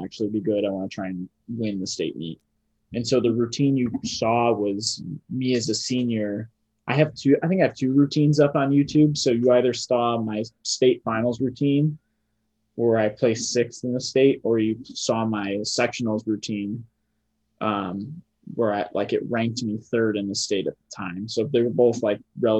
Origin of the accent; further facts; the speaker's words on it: Illinois, United States; I'm from Illinois